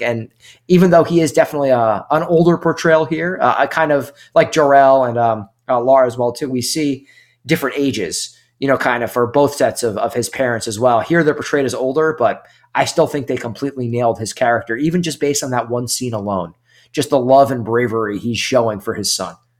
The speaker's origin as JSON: {"language": "English", "region": "New York", "country": "United States", "moved": "as an adult", "lives_now": "Charleston, United States", "said": "I'm from New York, obviously, same area as you for most of my life, and I've lived down here outside of Charleston for the past four years"}